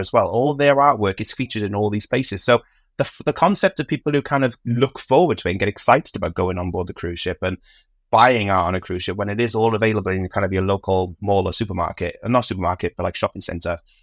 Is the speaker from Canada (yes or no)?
no; United Kingdom; I'm British